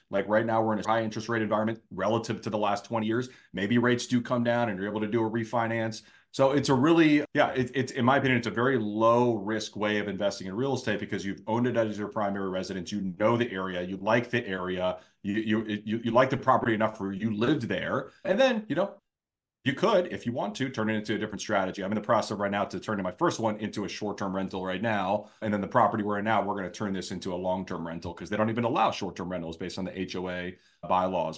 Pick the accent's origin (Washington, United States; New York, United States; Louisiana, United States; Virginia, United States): Virginia, United States; Northern; now in Jacksonville, United States; from the area that I grew up in Northern Virginia